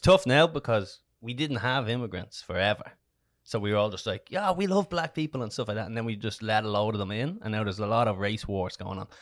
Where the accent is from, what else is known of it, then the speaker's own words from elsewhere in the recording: Dublin, Leinster, Ireland; I'm from Dublin.